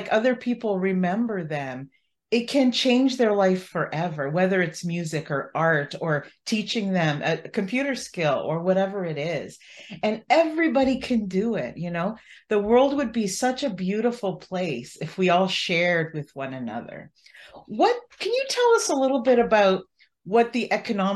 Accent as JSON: {"language": "English", "country": "Canada", "said": "as a Canadian"}